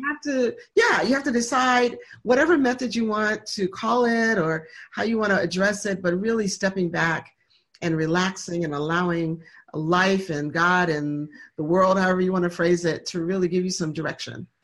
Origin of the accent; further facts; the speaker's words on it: Michigan, United States; now in Atlanta, United States; we were raised in Michigan